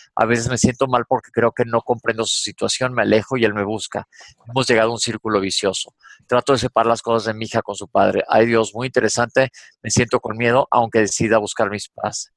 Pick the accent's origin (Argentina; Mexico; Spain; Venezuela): Mexico; soy mexicano